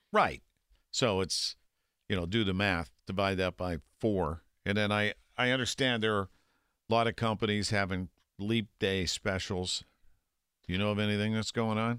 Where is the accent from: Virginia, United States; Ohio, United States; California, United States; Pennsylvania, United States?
Pennsylvania, United States; Millvale; I'm from Millville, down the river